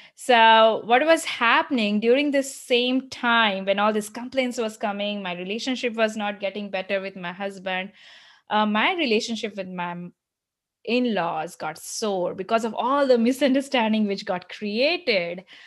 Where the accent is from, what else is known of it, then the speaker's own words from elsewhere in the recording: India; moved away as an adult; also born or lived in United States; now in Michigan, United States; growing up in India